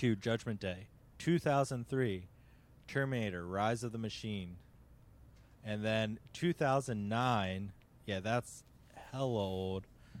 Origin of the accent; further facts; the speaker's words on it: Boston, Massachusetts, United States; from Boston.